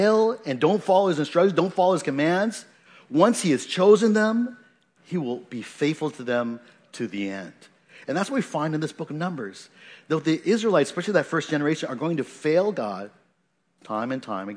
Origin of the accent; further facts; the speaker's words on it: Washington, United States; moved away; I come from Washington State, you know, that's where I grew up for most of, most of my life